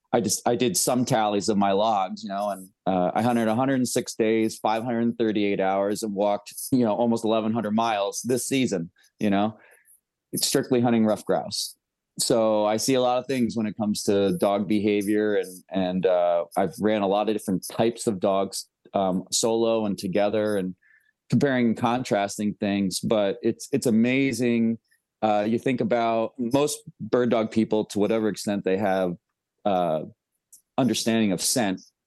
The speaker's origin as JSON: {"language": "English", "area": "near Woodstock", "region": "New York", "country": "United States", "tie": "born or raised there", "moved": "yes", "said": "I pretty much lived, uh, within ten miles my whole life of the infamous Woodstock, New"}